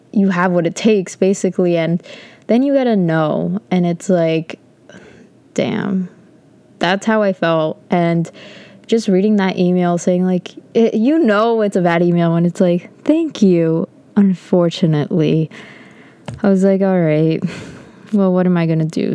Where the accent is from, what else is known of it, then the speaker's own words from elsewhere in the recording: Connecticut, United States; moved away as an adult; I'm from Connecticut